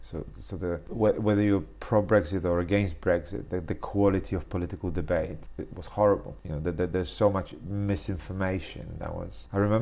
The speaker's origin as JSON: {"language": "English", "town": "Warsaw", "region": "Masovian Voivodeship", "country": "Poland", "tie": "born or raised there", "second_language": "English", "said": "I was from Warsaw."}